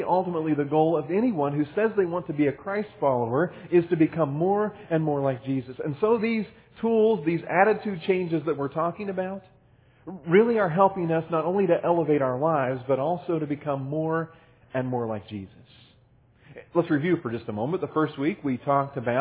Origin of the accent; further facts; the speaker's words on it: Midwest, United States; also born or lived in Cincinnati, Ohio; When I was growing up in the Midwest, and even again when I was going to college in Cincinnati